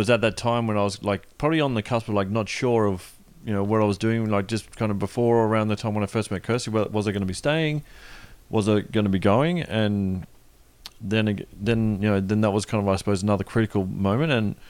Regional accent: Australia; now in Toronto, Canada; I'm not moving from Australia to Toronto to be living out of the city.

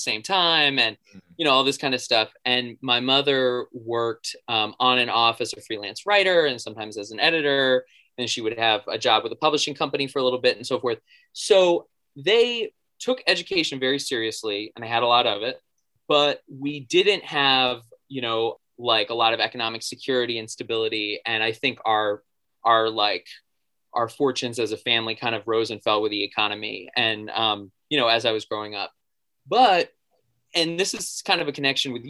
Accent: Boston, Massachusetts, United States; I grew up in the Boston area

